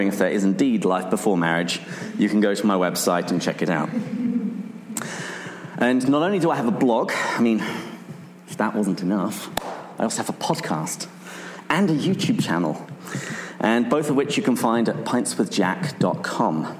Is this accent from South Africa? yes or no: no; England, United Kingdom; I'm from England. Every American always seems to think that I'm from Australia